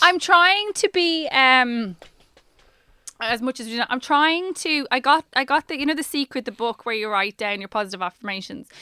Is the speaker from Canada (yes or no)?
no; Dublin, Leinster, Ireland; I'm from Dublin